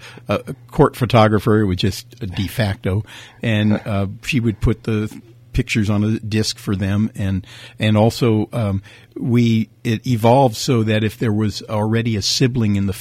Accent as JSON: {"language": "English", "town": "Napa", "region": "California", "country": "United States", "tie": "born or raised there", "said": "I was from Napa"}